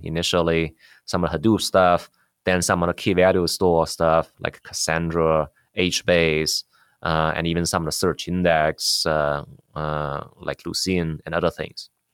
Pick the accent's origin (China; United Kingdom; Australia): China; moved away as an adult; also born or lived in Beijing / New York, United States / San Jose, United States; now in United States; Yeah, I grew up in China. I finished college in computer science there in, in Beijing. Then I came to U S, uh, uh, for graduate school.